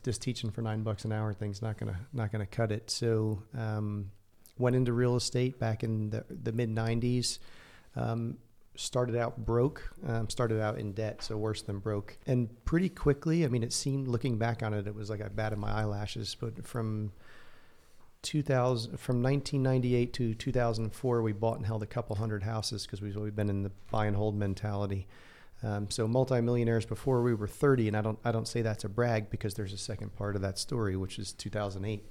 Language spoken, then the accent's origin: English; New Jersey, United States; moved away as an adult; also born or lived in Santa Barbara, California; I grew up in a, you know, regular h-, household, loving household in New Jersey. I grew up in North, uh, half hour outside of New York City